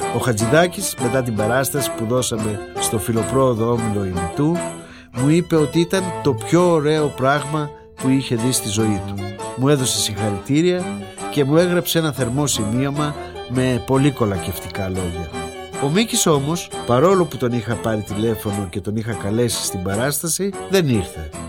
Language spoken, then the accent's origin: Greek; Patras, West Greece, Greece; γεννήθηκα στην Πάτρα